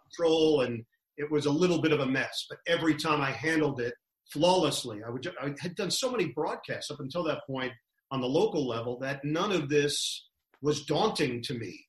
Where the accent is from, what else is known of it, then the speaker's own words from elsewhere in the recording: New York City, New York, United States; I'm from Queens, Forest Hills.